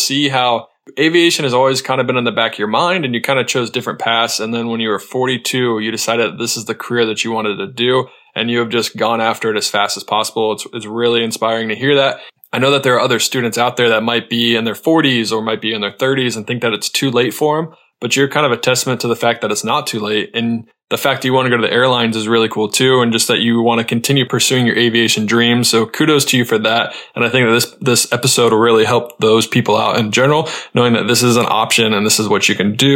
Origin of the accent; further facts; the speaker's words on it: North Carolina, United States; moved away; I am from North Carolina.